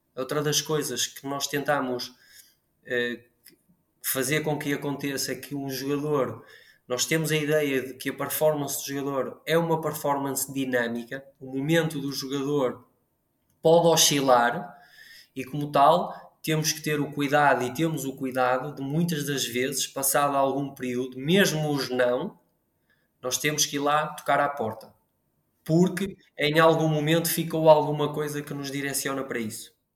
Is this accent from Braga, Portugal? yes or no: yes; Braga, Portugal; Eu sou de Braga